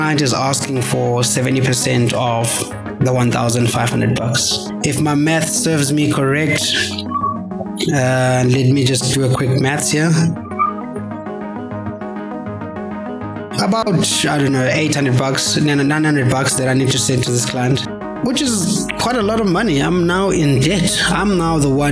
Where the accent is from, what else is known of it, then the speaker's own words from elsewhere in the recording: South Africa; as a South African citizen